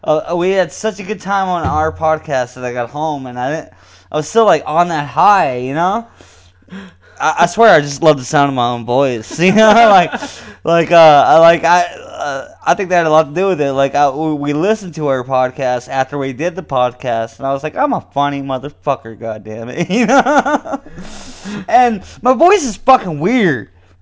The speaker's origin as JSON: {"language": "English", "town": "Enniscorthy", "region": "County Wexford", "country": "Ireland", "said": "Yeah, sure. I'm from Enniscorthy. You know, I heard about Enniscorthy in a song. It's such a fucking small town in Ireland."}